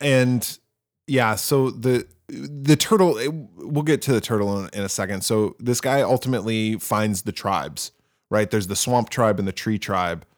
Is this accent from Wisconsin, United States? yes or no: yes; Wisconsin, United States; I grew up in Wisconsin